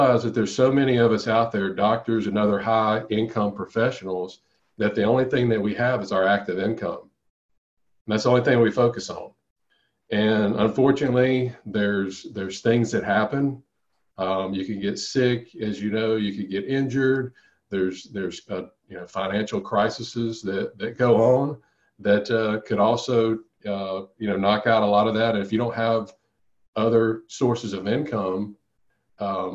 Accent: Monroe, Louisiana, United States; my hometown in Louisiana.

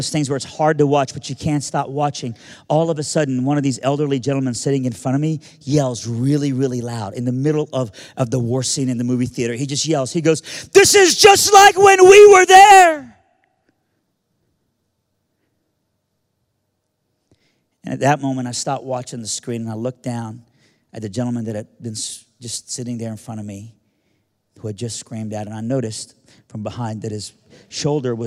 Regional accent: Birmingham, Alabama, United States; born or raised there; also born or lived in Iran

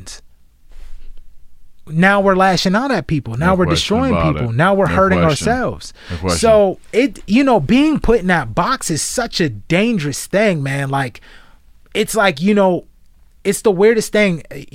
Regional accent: Garfield, United States; moved away; also born or lived in Alabama; one of them is a friend I grew up with in Garfield

